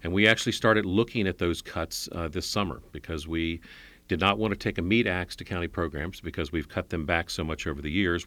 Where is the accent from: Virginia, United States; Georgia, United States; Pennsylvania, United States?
Virginia, United States; Alexandria; I grew up in Alexandria.